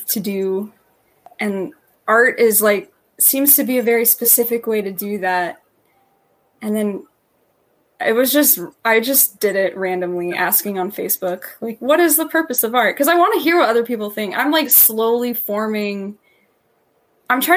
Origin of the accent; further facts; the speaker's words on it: Tennessee, United States; I'm from Tennessee.